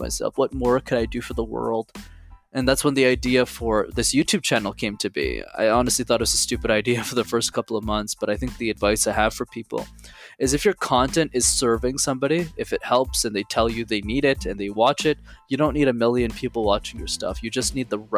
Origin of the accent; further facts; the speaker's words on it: Montreal, Quebec, Canada; I was born and raised in Montreal, so I speak three languages, English, French, and Tamil